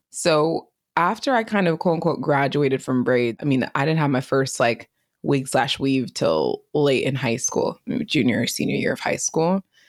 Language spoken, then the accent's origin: English; East Bay area, California, United States; I grew up in the East Bay area